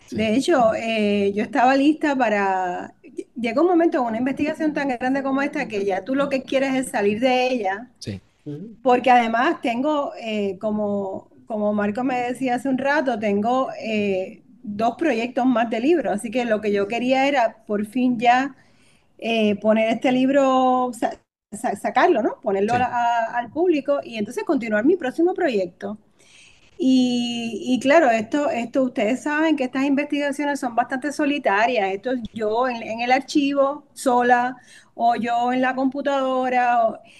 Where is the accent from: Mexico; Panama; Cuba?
Cuba; accent: Cuban; yo, yo practicaba mi acento cubano que he perdido.